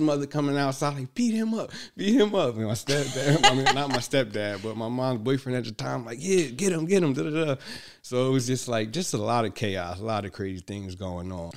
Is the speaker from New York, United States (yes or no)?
no; Newark, New Jersey, United States; also born or lived in Bloomfield, New Jersey; we grew up in Hood, Newark, New Jersey